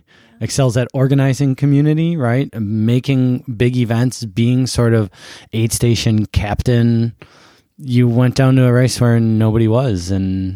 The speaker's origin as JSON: {"language": "English", "town": "Buffalo", "region": "New York", "country": "United States", "said": "I'm from upstate and I'm from Buffalo."}